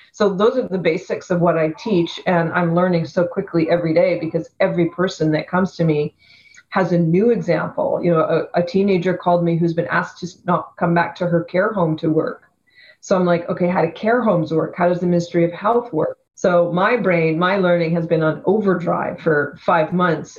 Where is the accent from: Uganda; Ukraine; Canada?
Canada; Vancouver, British Columbia; I grew up in Vancouver, on the west side of Vancouver